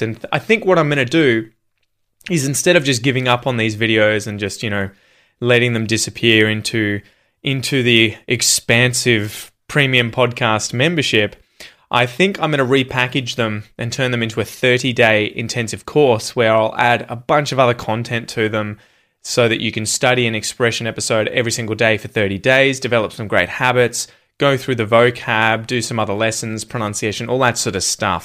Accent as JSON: {"language": "English", "town": "Yangon", "region": "Yangon Region", "country": "Myanmar", "second_language": "English", "moved": "yes", "lives_now": "Sydney, Australia", "said": "I'm originally from Yangon, Myanmar. Currently, I'm living in Sydney, Australia."}